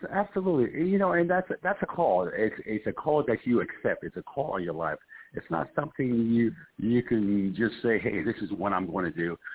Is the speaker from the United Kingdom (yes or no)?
no; Puerto Rico; also born or lived in Bronx / New Haven; I'm an East Coast guy. I'm from originally from Puerto Rico, uh, then Bronx, New York, and then New Haven, Connecticut, uh, where I did close to 40 years in Connecticut uh, in New Haven.